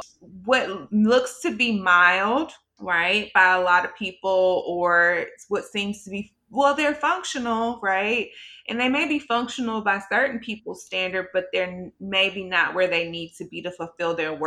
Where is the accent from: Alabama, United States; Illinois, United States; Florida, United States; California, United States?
Alabama, United States; Birmingham; now in Alexandria, United States; I am originally from Birmingham, Alabama. Right now, I live in Alexandria, Virginia.